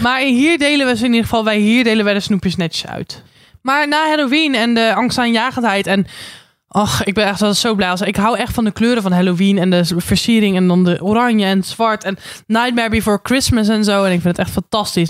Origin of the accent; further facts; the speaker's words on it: Randstad, Netherlands; moved away; also born or lived in Den Bosch; ik kom uit de Randstad waar vroeger geen carnaval